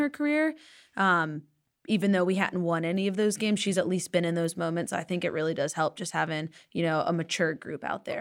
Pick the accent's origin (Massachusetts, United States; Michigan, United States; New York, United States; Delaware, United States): Delaware, United States; moved away; I grew up in Delaware.